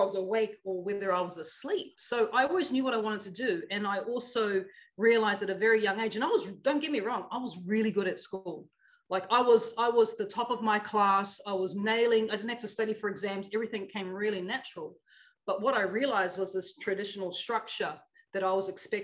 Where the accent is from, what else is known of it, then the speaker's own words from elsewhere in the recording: Auckland, New Zealand; I grew up in Otara, Auckland, South Auckland, I should say, New Zealand